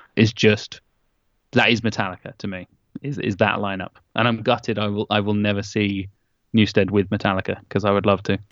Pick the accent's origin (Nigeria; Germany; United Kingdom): United Kingdom; Norwich, East of England; my hometown of Norwich